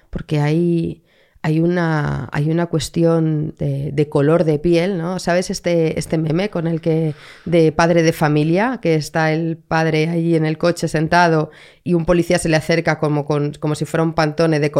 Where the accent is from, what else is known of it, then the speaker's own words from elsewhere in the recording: Madrid, Community of Madrid, Spain; Pero soy de Madrid de toda la vida.